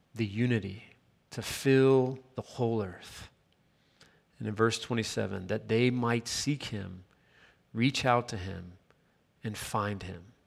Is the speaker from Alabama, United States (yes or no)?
no; Chattanooga, Tennessee, United States; moved away; also born or lived in Miami; growing up in my hometown in Chattanooga, Tennessee